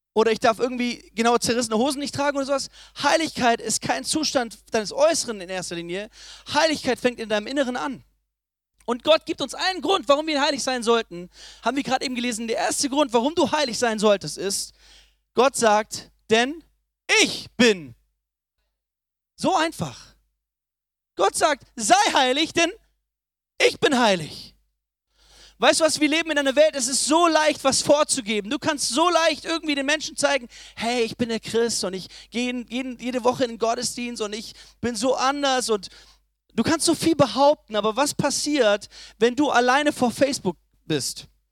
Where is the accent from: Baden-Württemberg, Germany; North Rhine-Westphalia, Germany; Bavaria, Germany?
Baden-Württemberg, Germany; Ulm; ich komme aus Ulm